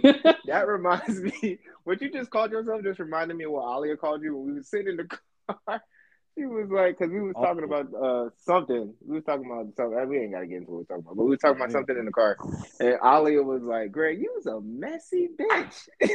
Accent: New York, United States; Listen, man, I grew up in New York. I can't, you know. I grew up there. I've always said that.

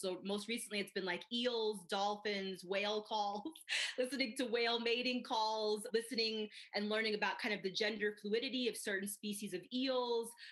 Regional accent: Midwest, United States; now in Colorado Springs, United States; I grew up in the Midwest

